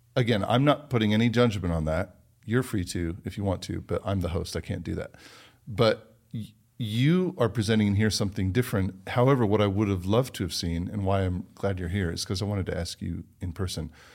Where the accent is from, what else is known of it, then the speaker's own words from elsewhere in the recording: United States; also born or lived in London, England; I am American